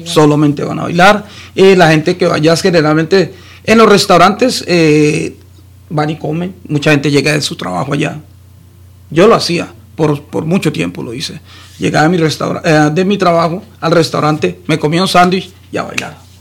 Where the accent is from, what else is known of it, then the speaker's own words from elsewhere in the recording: Colombia; yo soy colombiano.